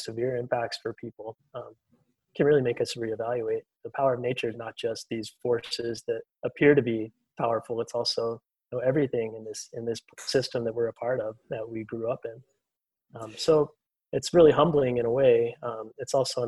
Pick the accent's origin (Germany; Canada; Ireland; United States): United States; Alabama; I grew up in Alabama